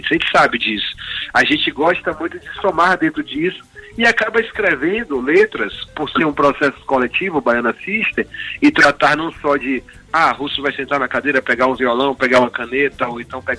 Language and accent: Portuguese; Feira de Santana, Bahia, Brazil; born there; also born or lived in Senhor do Bonfim / Juazeiro; Eu vim do interior, sou uma pessoa que morei em Senhor do Bonfim, nasci em Feira de Santana, já morei em Paulo de Jesus, em Juazeiro.